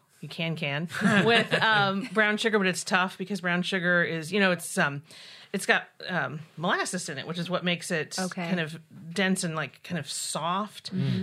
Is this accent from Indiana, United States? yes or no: yes; Indiana, United States; Southern Indiana.